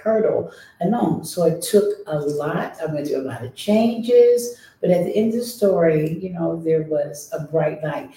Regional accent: Columbus, Ohio, United States; I was born and raised here in Columbus, Ohio.

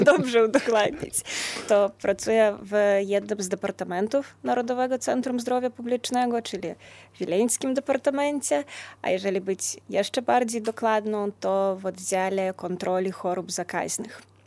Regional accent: Lithuania; u nas na Litwie

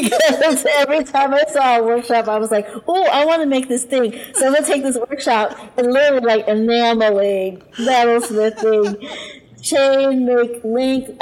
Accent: Pittsburgh, Pennsylvania, United States; I'm from Pittsburgh.

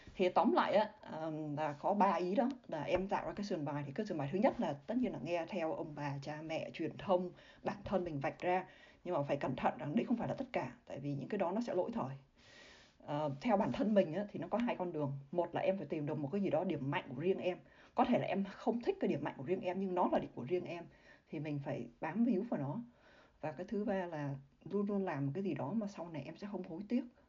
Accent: Vietnam; moved away as an adult; also born or lived in Singapore; chỉ có mình chị ở người Việt Nam

